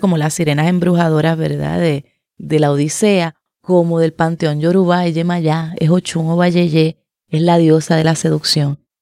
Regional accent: Puerto Rico; soy de Puerto Rico

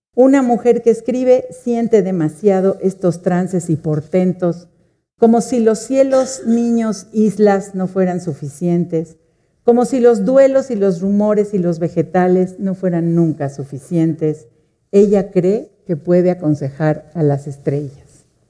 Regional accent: Mexico; somos mujeres y somos mexicanas

